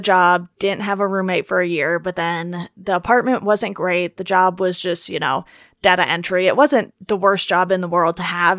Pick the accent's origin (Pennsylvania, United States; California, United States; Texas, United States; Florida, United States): California, United States; Orange County; also born or lived in Philadelphia; growing up in Orange County instead of, like, L